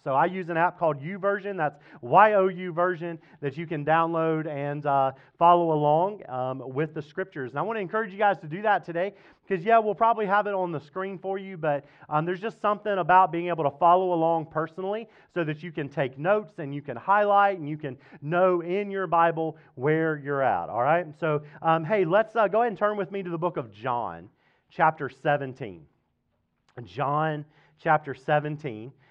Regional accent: Mississippi, United States; now in Fredericksburg, United States; growing up in Mississippi

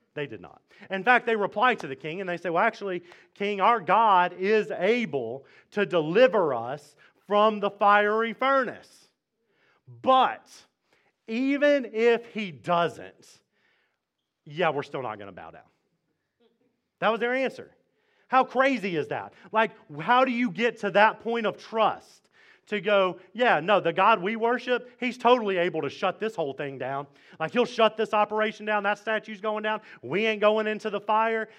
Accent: Mississippi, United States; now in Fredericksburg, United States; I'm from Mississippi

